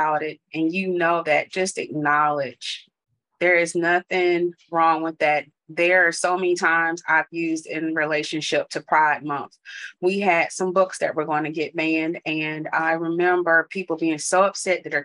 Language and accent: English; North Carolina, United States; I grew up in the South in North Carolina, and the street I grew up on had no sidewalks